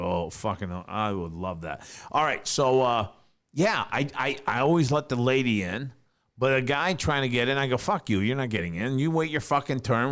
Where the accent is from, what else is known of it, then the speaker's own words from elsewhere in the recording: New York, United States; moved away; growing up in New York